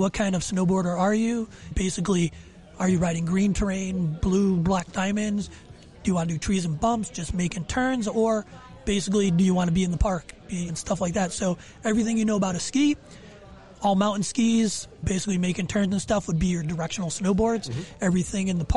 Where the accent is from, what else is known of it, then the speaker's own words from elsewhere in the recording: Connecticut, United States; I'm from Connecticut. Mm-hmm. That's where I'm out